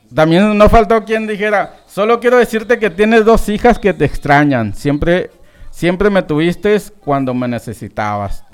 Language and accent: Spanish; Los Mochis, Sinaloa, Mexico; born or raised there